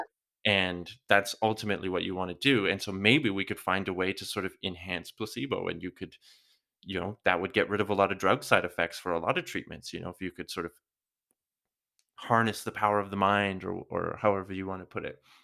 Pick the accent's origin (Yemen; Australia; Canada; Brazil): Canada; now in Europe; I come from Canada, I live in Europe now